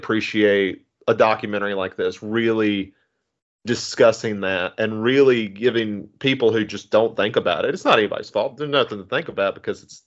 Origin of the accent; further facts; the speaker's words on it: Appalachian Mountains, Southwest Virginia, United States; I grew up in the Appalachian Mountains in Southwest Virginia